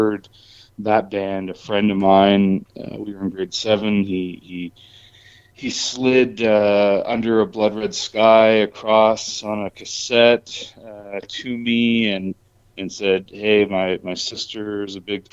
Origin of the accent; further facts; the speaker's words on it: Moncton, New Brunswick, Canada; now in Calgary, Canada; born and raised on the East Coast and in Moncton